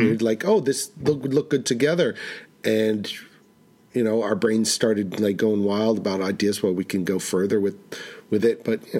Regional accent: New York City, New York, United States; now in New England, United States; I'm from Manhattan. I'm not from New England. I live in New England.

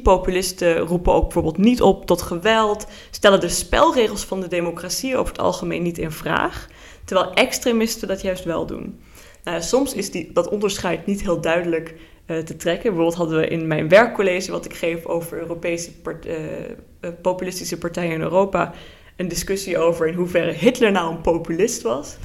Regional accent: Luxembourg; moved away as an adult; also born or lived in Netherlands; now in Groningen, Netherlands; mijn ouders komen oorspronkelijk uit Nederland, maar ik ben in Luxemburg geboren en eh, woon dus nu voor het eerst in Nederland

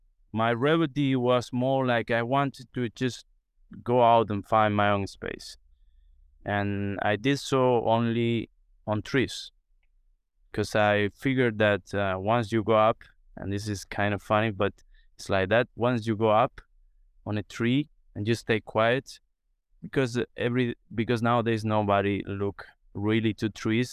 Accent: Cuba; So for me, as I grew up in Cuba and Cuba in the countryside, these games trees are kind of, you know, day by day things

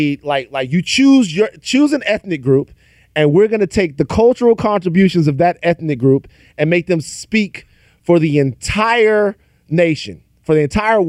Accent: Baton Rouge, Louisiana, United States; I'm from South Louisiana. Okay. I'm from Baton Rouge, Louisiana.

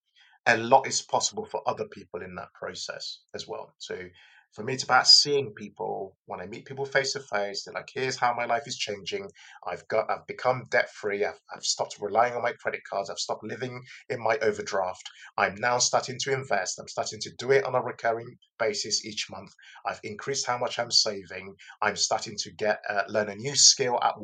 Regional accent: Lagos, Nigeria; now in United Kingdom; I was born in Lagos in Nigeria. I've immigrated here to the UK

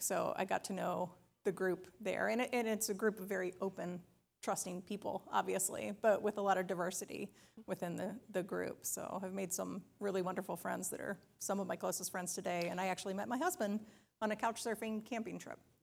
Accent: Charleston, South Carolina, United States; now in Ann Arbor, United States; I grew up outside of Charleston, South Carolina

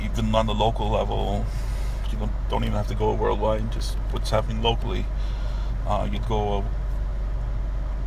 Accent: Pakistan; now in United States; when I was 8, 9, 10 years old as a kid, even growing up in Pakistan.

